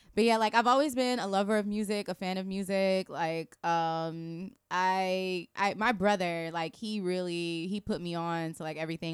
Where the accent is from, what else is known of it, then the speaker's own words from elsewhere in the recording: Tampa, Florida, United States; also born or lived in Long Island, New York; I'm from Tampa in a sense where, like, I've spent majority of my life there